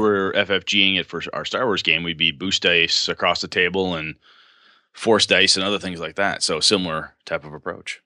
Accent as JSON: {"language": "English", "town": "Wausau", "region": "Wisconsin", "country": "United States", "tie": "born or raised there", "said": "D C Everest up in my hometown of Wausau, Wisconsin"}